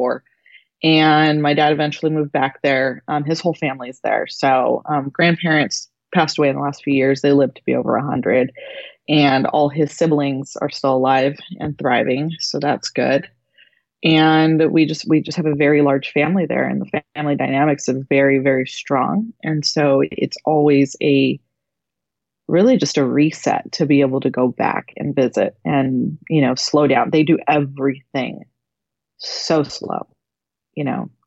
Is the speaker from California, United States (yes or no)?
yes; Upland, California, United States; also born or lived in Lebanon; now in Redlands, United States; I was born in Upland, but I lived in Lebanon